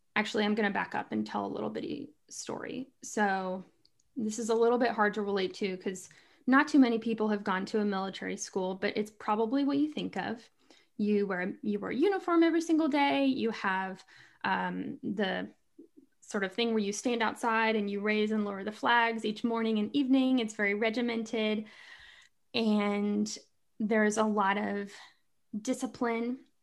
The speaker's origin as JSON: {"language": "English", "region": "Kentucky", "country": "United States", "moved": "as an adult", "lives_now": "North Carolina, United States", "said": "I live in North Carolina, but I'm from Kentucky."}